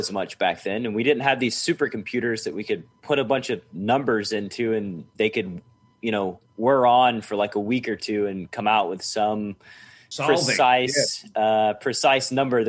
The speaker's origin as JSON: {"language": "English", "town": "Chattanooga", "region": "Tennessee", "country": "United States", "tie": "born or raised there", "said": "like in my hometown of Chattanooga, Tennessee, there's a home game every night somewhere."}